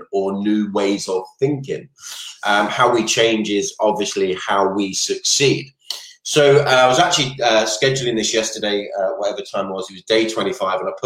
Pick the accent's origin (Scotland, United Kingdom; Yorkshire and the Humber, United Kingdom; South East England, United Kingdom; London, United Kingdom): South East England, United Kingdom; Maidstone; moved away; I am originally from Kent myself, from the beautiful town, I don't even know if it's a city, of Maidstone